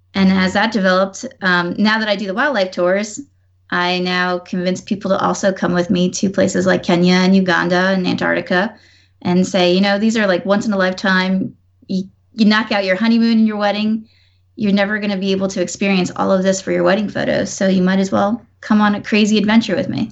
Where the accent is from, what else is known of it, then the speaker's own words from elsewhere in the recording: Newburgh, New York, United States; moved away as an adult; now in Washington, D.C., United States; I'm actually from New York too